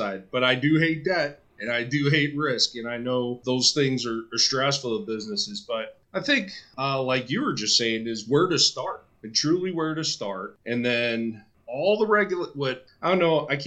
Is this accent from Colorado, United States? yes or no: no; Calumet City, Illinois, United States; moved away; also born or lived in Jacksonville, North Carolina; I grew up in Calumet City, Illinois